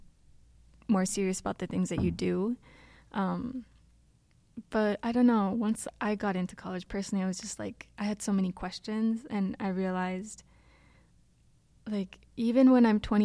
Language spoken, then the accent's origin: English; Minneapolis, Minnesota, United States; I'm from the Twin Cities